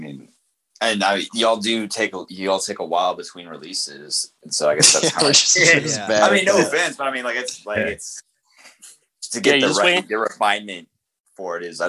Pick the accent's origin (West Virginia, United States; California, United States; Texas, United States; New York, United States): Texas, United States; Dallas; I'm from Dallas